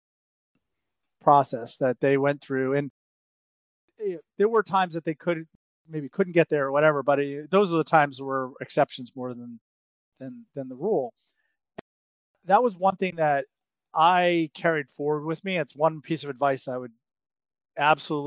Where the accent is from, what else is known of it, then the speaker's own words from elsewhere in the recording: Brockton, Massachusetts, United States; I grew up outside of Boston, in a city called Brockton.